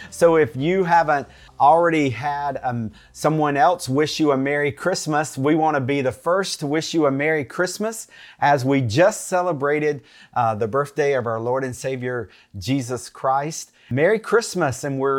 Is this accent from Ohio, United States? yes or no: no; North Carolina, United States; I am from North Carolina, born and made in the USA